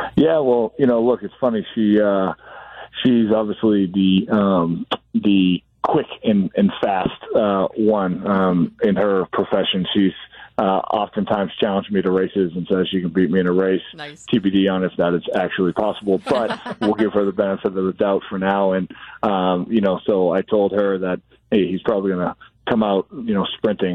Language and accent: English; Boston, Massachusetts, United States; now in Milwaukee, United States; when I was a kid growing up in Boston